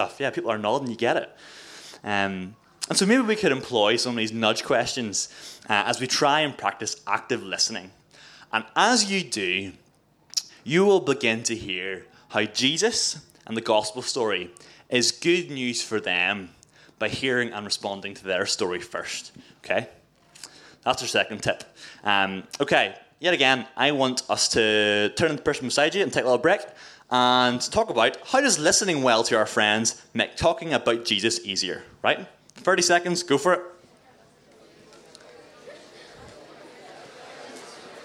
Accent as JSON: {"language": "English", "area": "Mid-Ulster", "region": "Northern Ireland", "country": "United Kingdom", "also_born_or_lived": "Coleraine", "said": "I'm from Mid-Ulster, right? I'm a wee country Christian Presbyterian boy"}